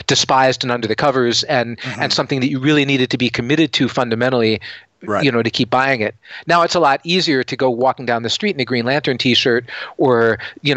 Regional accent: Seattle, Washington, United States; I'm from Seattle and we have a company here called Microsoft

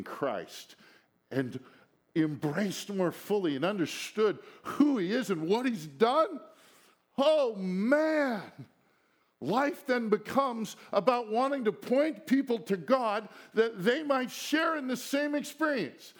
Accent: United States; We were raised in America.

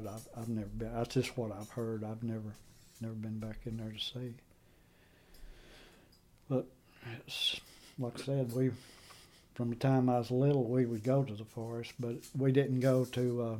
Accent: Cullman County, Alabama, United States; also born or lived in Blair, Alabama; I grew up in Cullman County, but my family came out of Bankhead. My mother's people's buried at Pine Torch. My daddy's people's buried at Cave Springs.

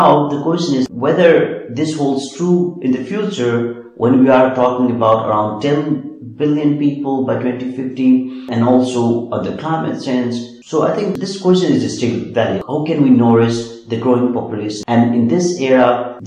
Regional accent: Nepal; moved away; I'm from Nepal

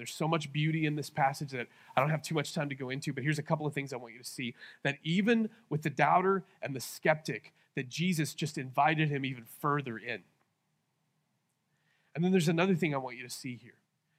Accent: Lawton, Oklahoma, United States; this is what I feel like people say to me when I tell them I'm from Lawton.

